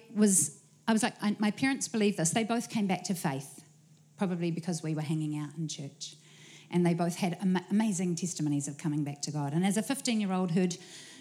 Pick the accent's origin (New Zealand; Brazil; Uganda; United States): New Zealand; Auckland; also born or lived in Wellington, New Zealand / England; moved to Auckland with my family